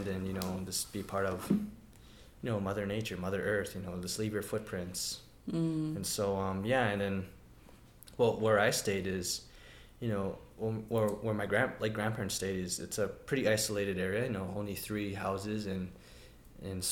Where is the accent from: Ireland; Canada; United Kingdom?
Canada; Siksika Nation, Alberta; I'm from the Siksika Nation